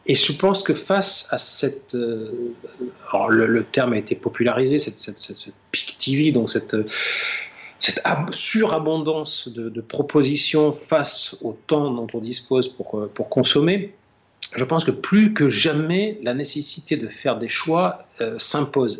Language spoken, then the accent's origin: French; France; ici, chez nous, en France